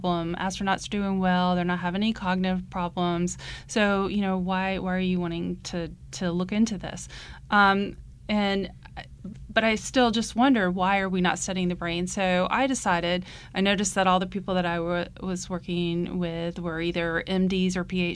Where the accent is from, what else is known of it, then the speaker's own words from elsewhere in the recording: Georgetown, South Carolina, United States; I grew up in Georgetown, South Carolina, which is just up the road from here.